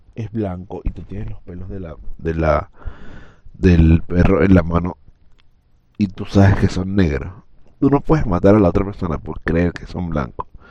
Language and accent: Spanish; Venezuela